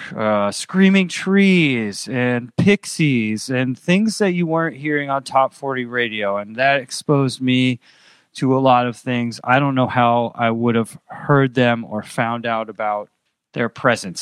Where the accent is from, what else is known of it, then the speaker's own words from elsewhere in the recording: Andover, Massachusetts, United States; moved away as an adult; also born or lived in Pennsylvania / Los Angeles / Boston; now in New Orleans, United States; I grew up in Andover, which is twenty miles north of Boston